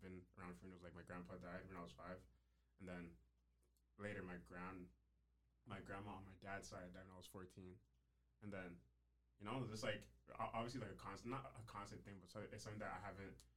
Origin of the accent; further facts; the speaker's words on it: Ghana; I'm Ghanaian